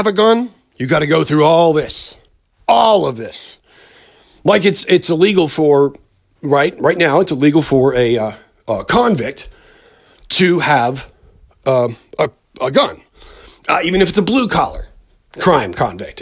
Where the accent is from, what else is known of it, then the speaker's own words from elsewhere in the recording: United States; as an American